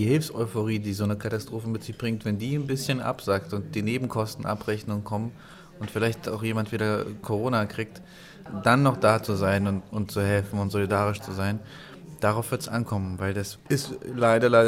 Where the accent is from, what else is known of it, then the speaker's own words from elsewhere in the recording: Ukraine; first language Russian; now in Germany; Also ich bin halt russisch sprechender Ukrainer oder war, jetzt bin ich ja Deutscher.